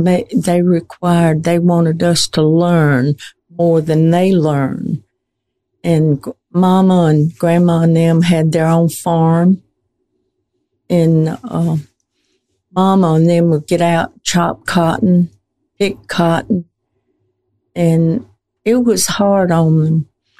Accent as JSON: {"language": "English", "town": "Poarch", "region": "Alabama", "country": "United States", "tie": "born or raised there", "said": "I was born and raised right there in Poarch, across the railroad."}